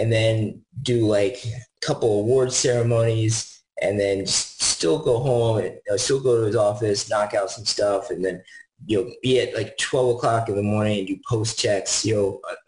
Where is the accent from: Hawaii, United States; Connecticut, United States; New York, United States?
New York, United States; White Plains; born or raised there; moved away as an adult; also born or lived in Mount Kisco, New York / Katonah, New York; now in Dallas, Georgia, United States